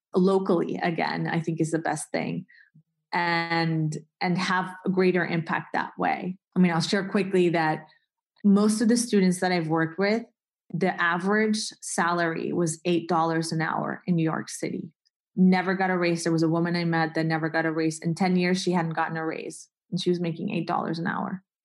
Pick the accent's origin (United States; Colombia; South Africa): Colombia; moved away; I grew up in Colombia